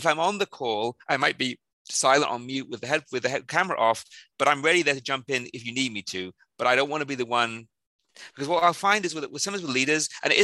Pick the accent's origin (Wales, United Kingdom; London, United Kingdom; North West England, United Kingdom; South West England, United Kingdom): Wales, United Kingdom; South; moved away; I'm originally from South Wales, in the where Tom Jones and Catherine Zeta-Jones came from